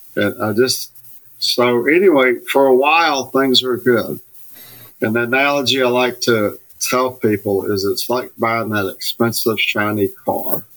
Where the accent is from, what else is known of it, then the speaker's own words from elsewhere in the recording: Alabama, United States; I grew up in Alabama